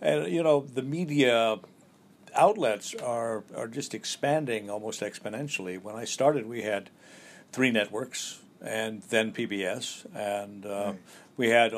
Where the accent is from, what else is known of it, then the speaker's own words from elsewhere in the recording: Colorado, United States; also born or lived in Wyoming / Texas / Oklahoma; now in New York, United States; I was born in Wyoming and grew up in Colorado, Texas, and Oklahoma.